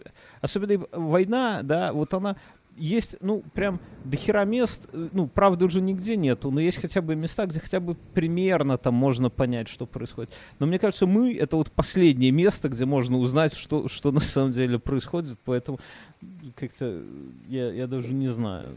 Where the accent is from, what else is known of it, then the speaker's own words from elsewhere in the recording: Belarus; я как опытный белорус